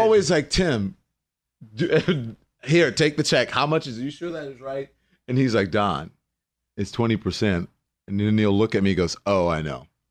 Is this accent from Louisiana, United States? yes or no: yes; Port Allen, Louisiana, United States; Lafayette is forty-five minutes from my hometown, which is Port Allen, which is West Baton Rouge